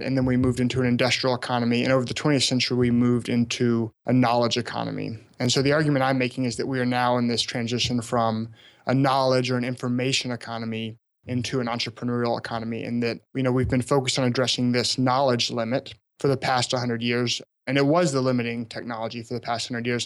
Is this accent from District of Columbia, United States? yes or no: no; small town about an hour outside Memphis, Tennessee, United States; moved away; also born or lived in Alabama; I grew up in a small town about an hour outside of downtown Memphis